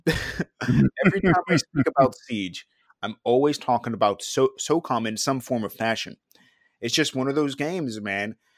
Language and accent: English; New York, United States; growing up in New York